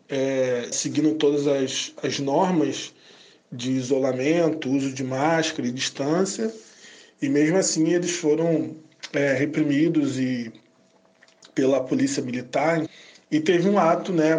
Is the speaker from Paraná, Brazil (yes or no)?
no; Rio de Janeiro, Brazil; sou daqui do Rio de Janeiro